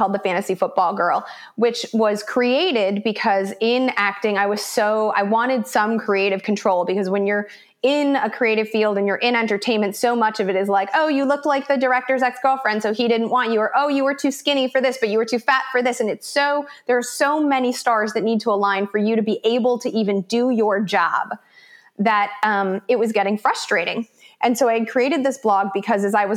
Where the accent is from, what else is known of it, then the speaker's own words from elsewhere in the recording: Chicago, Illinois, United States; moved away as an adult; also born or lived in South America; now in Los Angeles, United States; I grew up in Chicago, went to college out east, came out to LA to work as an actress